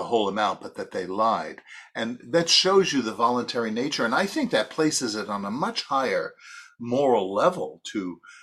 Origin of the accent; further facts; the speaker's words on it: New York City, New York, United States; I'm from Brooklyn